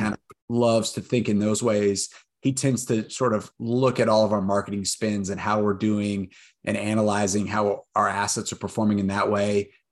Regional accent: Austin, Texas, United States; born and raised in Austin, went to U T

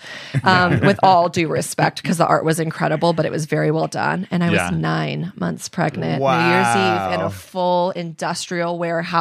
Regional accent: San Diego, California, United States; moved away as an adult; I was a girl from San Diego with no connections, no family, no money

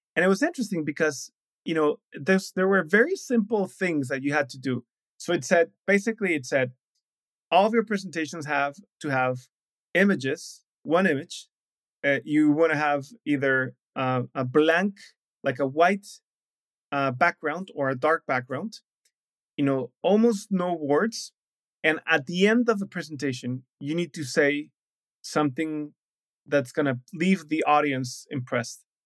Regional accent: Mexico; moved away as an adult; also born or lived in Shanghai, China / Brazil; I'm from Mexico

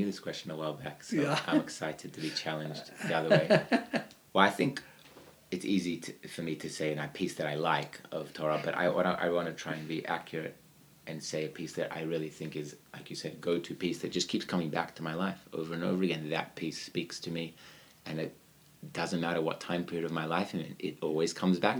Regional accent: Australia; moved away; I'm from Australia

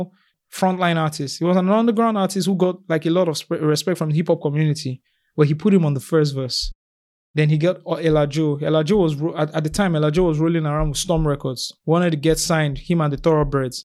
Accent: Lagos, Nigeria; moved away; I'm from Lagos

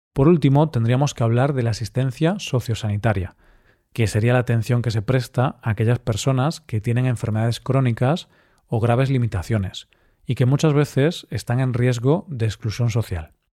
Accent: Spain; soy español

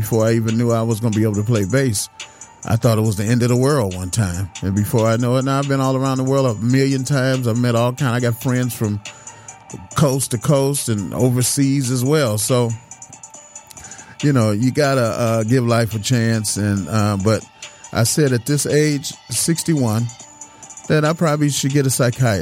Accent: Detroit, Michigan, United States; I was born in Detroit.

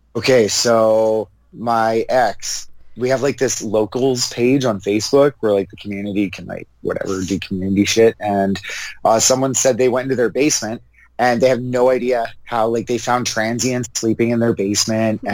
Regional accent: Canada; so sick of being Canadian

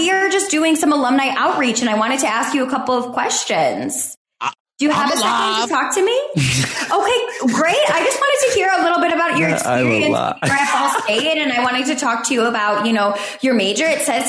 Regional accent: Michigan, United States; I grew up in Michigan, which is already cold enough.

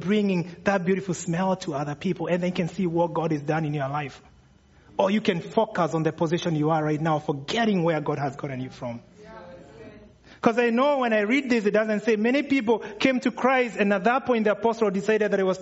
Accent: Kenya; moved away; for those of you wondering where the accent's coming from, I'm from Kenya

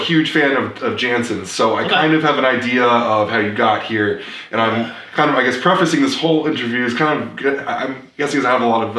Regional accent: New Jersey, United States; I'm from Jersey.

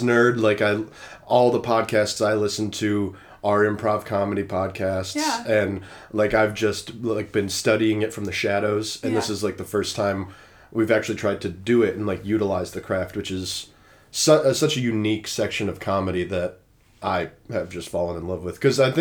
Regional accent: Rochester, New York, United States; now in Nashville, United States; I'm from Rochester, New York

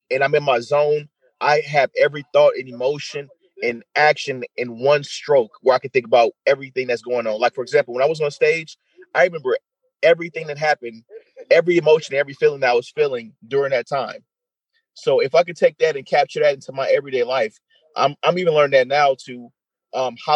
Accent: St. Louis, Missouri, United States; also born or lived in Detroit; So coming uh, from St. Louis by way of Detroit to here, uh, who would ever thought I was in Detroit first and then came here?

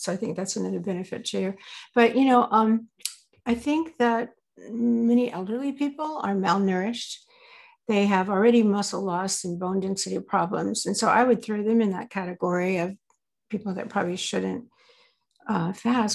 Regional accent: the South, United States; I grew up in the South

